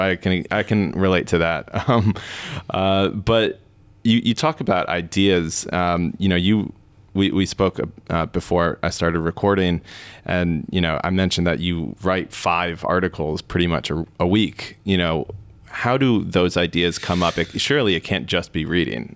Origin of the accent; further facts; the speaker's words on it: United States; as an American